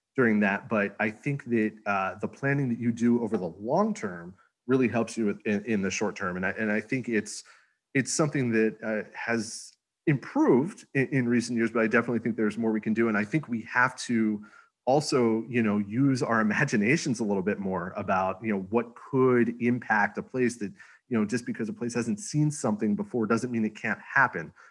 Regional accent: Northeast, United States; now in Houston, United States; I'm from the Northeast.

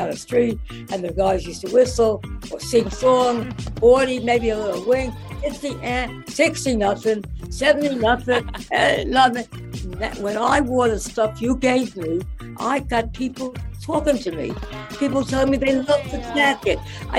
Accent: New York City, New York, United States; I grew up in the Bronx. At that time, we were living on East 208th Street when I went to college in the Bronx.

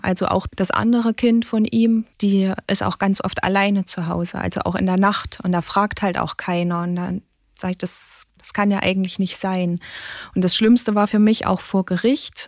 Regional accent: Germany; bei uns in Deutschland

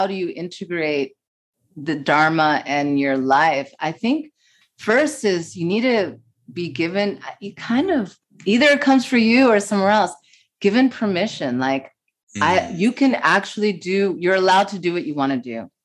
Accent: New York City, New York, United States; I grew up in the East Village and my parents were poets

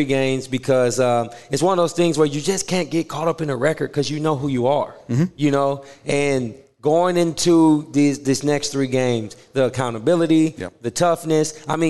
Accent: Nebraska, United States; I'm homebred. I'm from Nebraska.

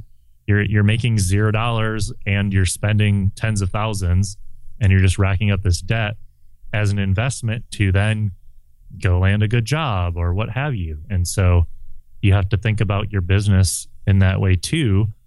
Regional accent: Midwest, United States; moved away; also born or lived in West Coast / Southwest Coast; I grew up in the Midwest, and I moved to the West Coast, and then to the Southwest Coast

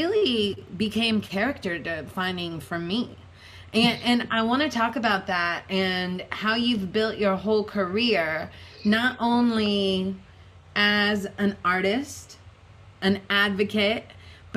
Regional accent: Seattle, Washington, United States; growing up in the Seattle music scene

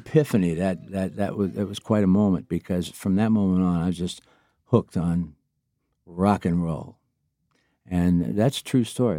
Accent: Niles, Michigan, United States; a job in a local record store in Niles, Michigan, my hometown

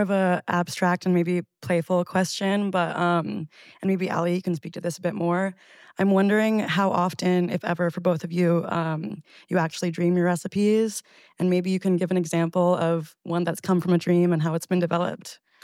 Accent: Atlanta, Georgia, United States; moved away; a kid growing up in Atlanta

